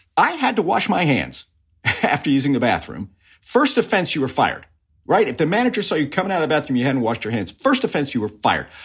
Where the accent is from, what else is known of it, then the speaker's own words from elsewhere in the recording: Gulf of Mexico, Texas, United States; I grew up swimming in the Gulf of Mexico